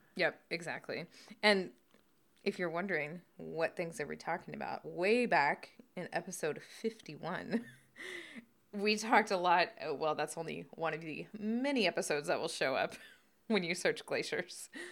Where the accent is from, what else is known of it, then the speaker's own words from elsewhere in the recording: the South, United States; we grew up in the South